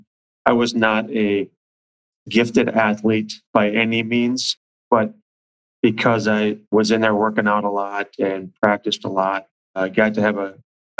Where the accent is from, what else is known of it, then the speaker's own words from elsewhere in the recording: Bloomington, Minnesota, United States; I grew up in Bloomington and I still live in Bloomington.